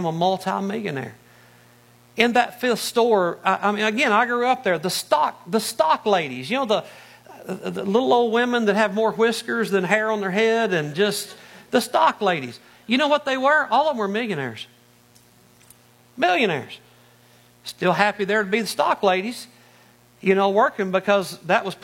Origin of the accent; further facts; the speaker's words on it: Arkansas, United States; moved away as an adult; also born or lived in Northeast Ohio; now in Ohio, United States; I'm from Arkansas originally.